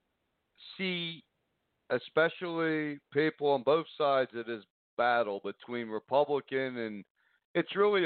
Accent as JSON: {"language": "English", "country": "United States", "said": "we're American"}